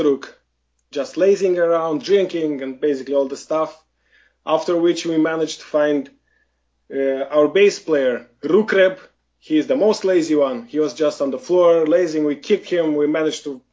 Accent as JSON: {"language": "English", "country": "Moldova", "tie": "born or raised there", "said": "I am from Eastern Europe. I was born from in Moldova"}